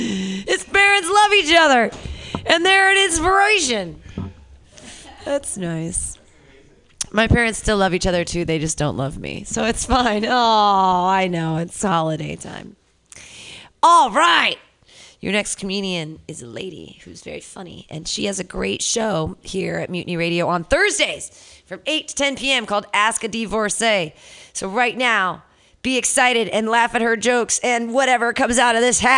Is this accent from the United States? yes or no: yes; Midwest, United States; I'm from the Midwest. My palate is very refined.